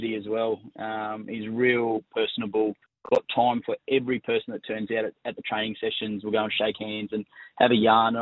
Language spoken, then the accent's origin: English; Gold Coast, Queensland, Australia; also born or lived in Blacktown, New South Wales; My mum is from the Goldie. So I did my first 6 years down there